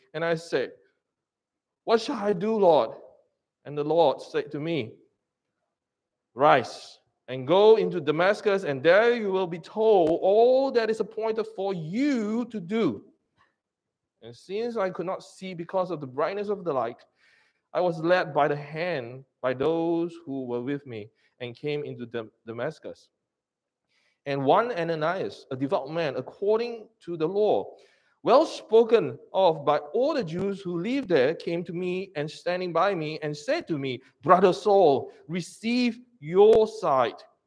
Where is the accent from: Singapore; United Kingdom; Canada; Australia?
Singapore; I'm a Singaporean.